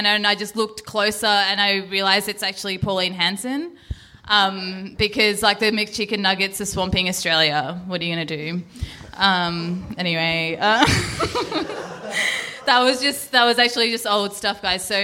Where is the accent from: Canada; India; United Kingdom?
India; Hi, I'm I'm Indian, um